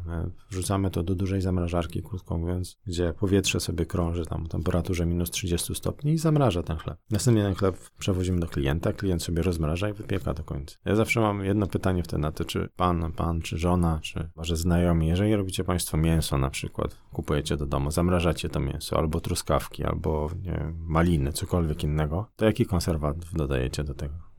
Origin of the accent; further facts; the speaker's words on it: Nowy Dwór Mazowiecki, Masovian Voivodeship, Poland; born or raised there